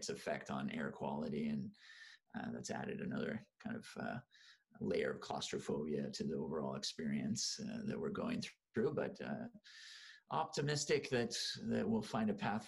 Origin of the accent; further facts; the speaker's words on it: Oakland, California, United States; moved away; I'm originally from California, actually, Oakland and in the suburbs.